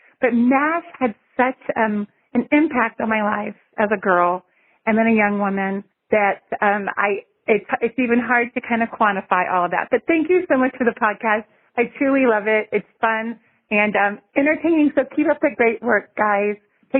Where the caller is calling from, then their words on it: Fort Leavenworth, Kansas, United States; I'm calling from Fort Leavenworth, Kansas.